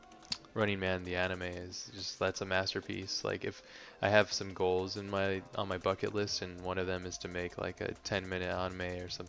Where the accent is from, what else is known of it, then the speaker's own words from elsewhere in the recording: Hawaii, United States; Yeah, well, I mean, yeah, growing up in Hawaii, it's a little bit different, but yeah.